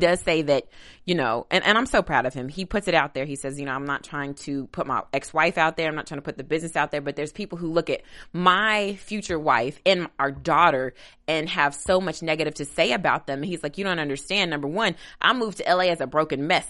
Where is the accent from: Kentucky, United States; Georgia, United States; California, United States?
Kentucky, United States; I'm, I'm from Kentucky, which is, is considered Midwest